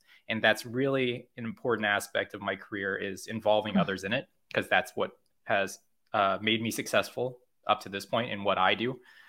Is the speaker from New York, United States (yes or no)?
no; California, United States; also born or lived in Korea; I moved to America from Korea. I'm from America, but I'm from California, which is still America. But I grew up there and then I moved to Korea and I was a teacher there for a number of years.